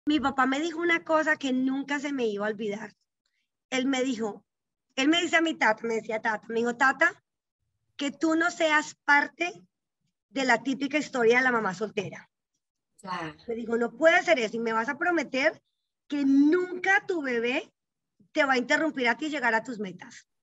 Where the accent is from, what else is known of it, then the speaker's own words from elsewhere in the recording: Colombia; moved away as an adult; now in Houston, United States; yo crecí en Colombia, obvio, Colombia toda mi vida. Soy más colombiana que Juan Valdés.